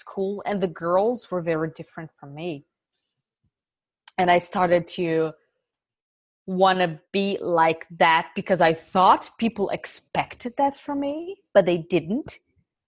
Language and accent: English; Brazil; moved away as an adult; now in Germany; it was tough growing up in Brazil